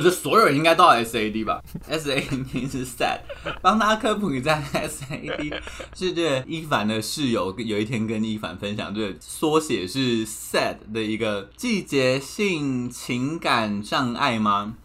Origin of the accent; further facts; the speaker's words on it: Taipei, Taiwan; 我其实一直都是在台北长大的人，所以应该说北部长大的人